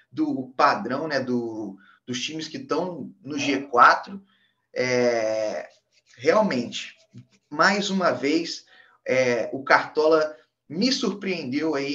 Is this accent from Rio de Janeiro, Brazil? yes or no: yes; Três Rios, Rio de Janeiro, Brazil; fui para minha cidade natal, Três Rios, ficar com a família.